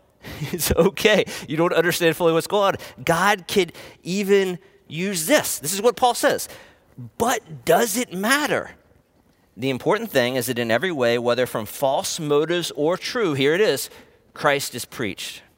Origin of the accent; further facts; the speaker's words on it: East Coast, United States; now in Portland, United States; I grew up on the East Coast, spent a lot of my childhood going to beaches in North Carolina and Virginia